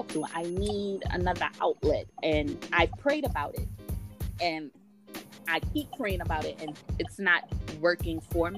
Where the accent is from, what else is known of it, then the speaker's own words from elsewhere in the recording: New York City, New York, United States; also born or lived in Antigua; growing up in New York City